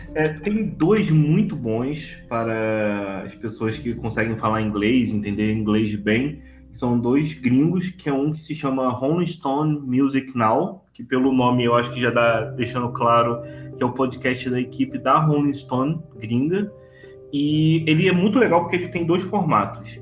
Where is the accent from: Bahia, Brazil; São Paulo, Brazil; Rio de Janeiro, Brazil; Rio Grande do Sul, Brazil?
Rio de Janeiro, Brazil; accent: carioca; now in Petrópolis, Brazil; Eu sou carioca, por isso esse sotaque que hoje está muito evidente nessa gravação